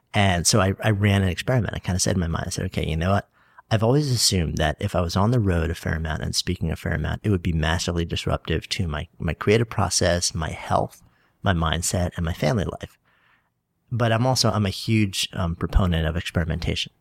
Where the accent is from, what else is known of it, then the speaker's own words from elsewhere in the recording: Port Washington, New York, United States; now in New York City, United States; I grew up on, on Long Island, on a peninsula. I was East Egg from the Great Gatsby, Port Washington